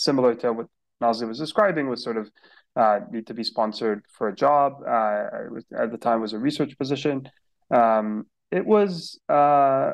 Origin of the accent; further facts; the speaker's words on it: Beirut, Beirut Governorate, Lebanon; moved away as an adult; now in United States; I was born and raised in Beirut, Lebanon